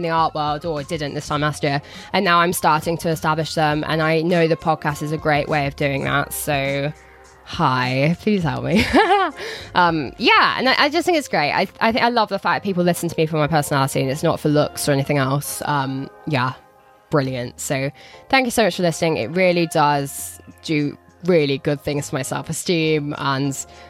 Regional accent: Telford, West Midlands, United Kingdom; I'm from Telford.

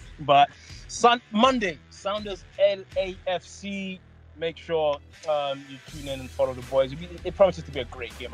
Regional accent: England, United Kingdom; I grew up in England where Liverpool was always a big club

